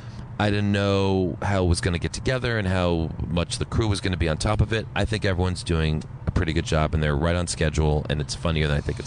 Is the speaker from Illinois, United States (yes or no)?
no; Princeton, New Jersey, United States; moved away as an adult; also born or lived in New York; We're from Jersey, from Princeton. That's where we were from.